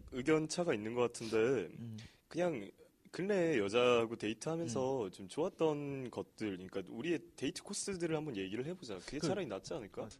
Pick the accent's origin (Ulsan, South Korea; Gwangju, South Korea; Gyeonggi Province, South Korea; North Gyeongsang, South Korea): Gwangju, South Korea; now in Seoul, South Korea; 나는 광주 태생이잖아